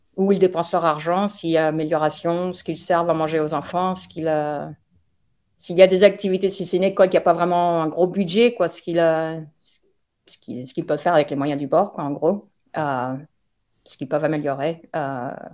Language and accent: French; France; moved away as an adult; now in United States; je suis française qui vit actuellement aux États-Unis depuis 1998